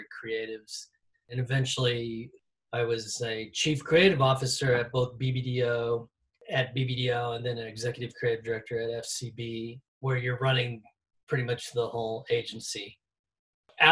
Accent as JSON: {"language": "English", "town": "St. Louis", "region": "Missouri", "country": "United States", "tie": "born or raised there", "moved": "as an adult", "lives_now": "Chicago, United States", "said": "I grew up in St. Louis area, migrated to Chicago to go to graduate school"}